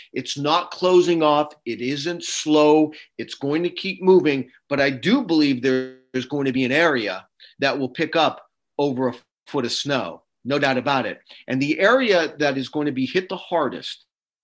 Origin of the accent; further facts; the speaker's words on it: Beaver Meadows, Pennsylvania, United States; Hazleton, my hometown of Beaver Meadows.